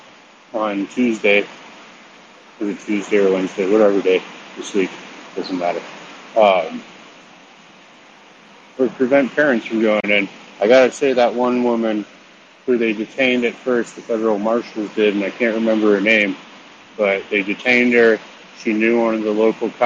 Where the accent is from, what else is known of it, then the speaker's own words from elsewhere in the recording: Denver, Colorado, United States; I grew up in Denver in the south suburbs.